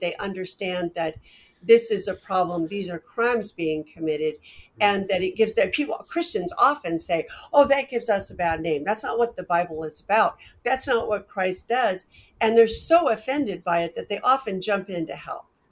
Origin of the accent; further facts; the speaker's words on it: Portland, United States; When I was growing up in Portland